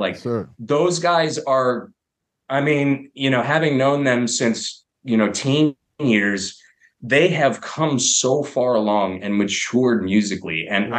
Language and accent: English; Fort Lauderdale, Florida, United States; also born or lived in Orlando / Arkansas / Montana / North Carolina; but then I moved around from Fort Lauderdale. I lived in... Orlando, and we moved all around, lived in Arkansas, Montana, and then eventually landed in North Carolina on and off, and then LA.